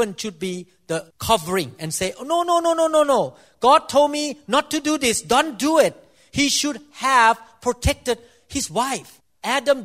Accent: Thailand; I'm Thai, so I came from Southeast Asia

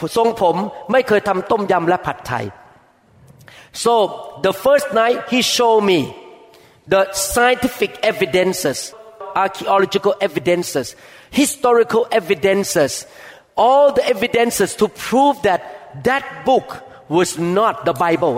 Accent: Thailand; I grew up in Thailand

